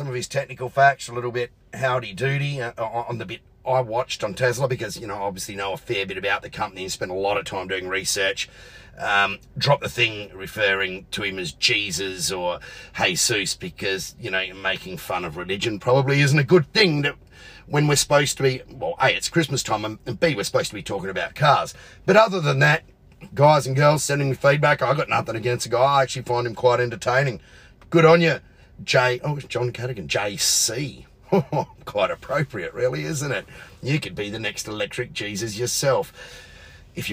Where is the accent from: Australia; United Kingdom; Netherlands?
Australia; Adelaide, South Australia; my hometown of Adelaide